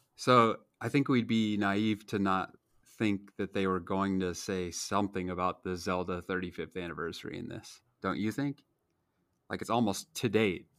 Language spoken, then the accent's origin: English; Nebraska, United States; I grew up in Nebraska where college football is king